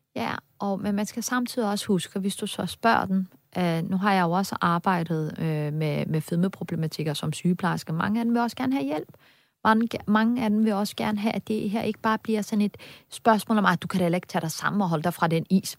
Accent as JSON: {"language": "Danish", "country": "Denmark", "said": "det betyder bare pludselig rigtig meget for mig som dansker"}